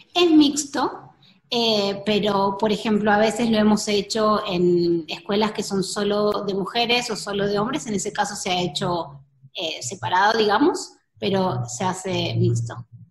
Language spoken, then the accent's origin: Spanish; Argentina; moved away as an adult; now in Costa Rica; yo soy argentina, hace dos años que estoy viviendo en Costa Rica